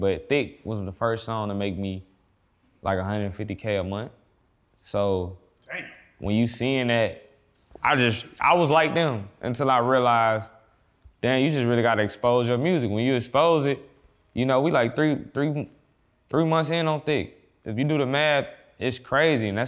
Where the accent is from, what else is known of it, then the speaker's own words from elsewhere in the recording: Brookshire, Texas, United States; also born or lived in Houston, Texas; I grew up in Brookshire, Texas